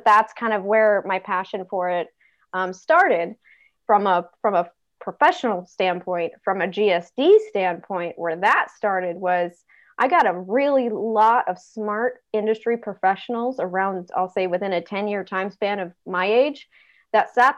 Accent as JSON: {"language": "English", "region": "Northern California", "country": "United States", "tie": "born or raised there", "also_born_or_lived": "East Coast", "moved": "as an adult", "said": "I come from Northern California, where Silicon Valley was down the road, and it was in California, where I grew up in Northern California"}